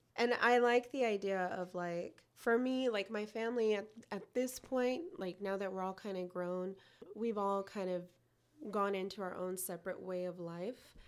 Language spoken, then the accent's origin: English; United States; I am not from El Salvador. I was born here.